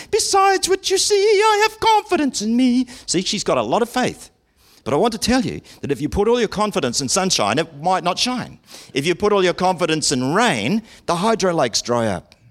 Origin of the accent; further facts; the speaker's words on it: Auckland, New Zealand; growing up in Auckland, the City of Sales